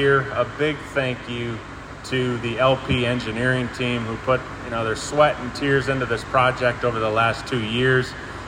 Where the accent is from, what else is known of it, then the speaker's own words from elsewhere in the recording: Wisconsin, United States; I'm from Wisconsin